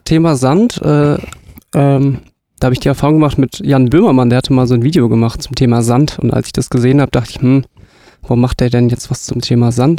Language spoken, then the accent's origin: German; southern Hesse, Germany; moved away as an adult; also born or lived in northern Germany; ich komme leider nicht hier aus der Gegend, sondern aus Südhessen, aber jetzt bin ich halt hier im Norden gelandet.